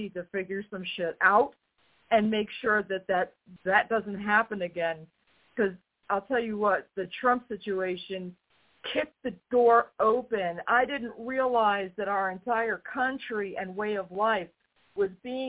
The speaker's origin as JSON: {"language": "English", "region": "New York", "country": "United States", "tie": "born or raised there", "said": "being from New York, having grown up in the town near him"}